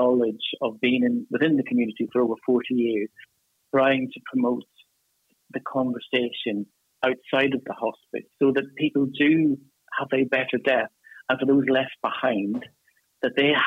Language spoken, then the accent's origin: English; Ireland; accent: Irish; moved away as an adult; now in United Kingdom; as you can tell from my accent, I'm Irish. I moved to the UK about 15 years ago